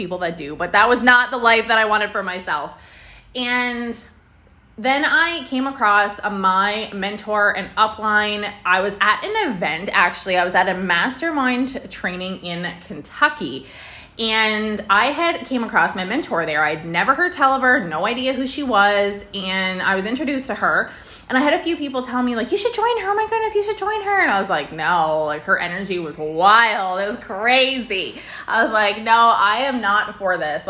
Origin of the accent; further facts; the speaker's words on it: Prince Edward Island, Canada; moved away as an adult; also born or lived in Alberta; I was born there. I was raised there. I did all my schooling there.